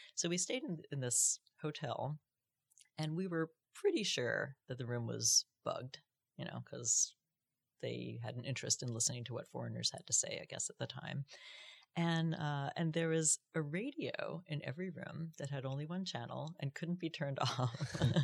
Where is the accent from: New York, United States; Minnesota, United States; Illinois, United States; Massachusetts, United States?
New York, United States; I grew up in New York, you know, so I was used to being in a big city